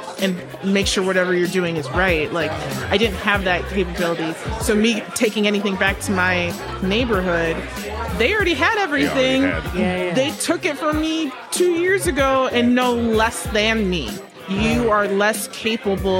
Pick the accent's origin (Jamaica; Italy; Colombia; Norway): Jamaica; I'm just Jamaican